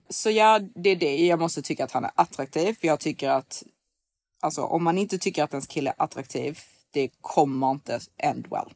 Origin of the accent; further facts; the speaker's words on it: Sweden; som svensk